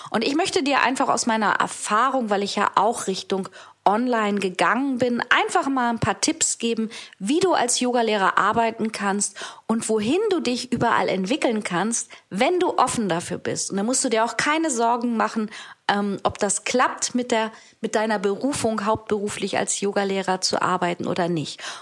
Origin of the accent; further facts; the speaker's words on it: Hamburg, Germany; denn ich bin Hamburgerin und bin ja auch seit ein paar Monaten wieder zurück in Hamburg